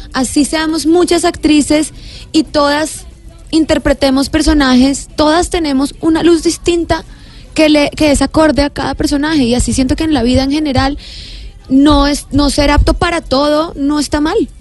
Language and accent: Spanish; Bogotá, Colombia; accent: rolo; also born or lived in Villavicencio; desde los siete años, por eso tengo de pronto como acento errola